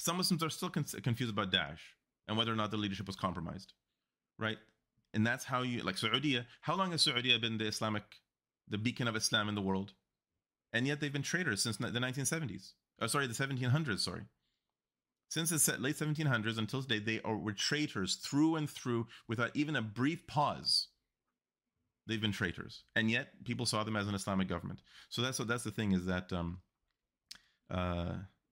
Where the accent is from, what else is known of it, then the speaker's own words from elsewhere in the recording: Iraq; moved away; I'm from Iraq.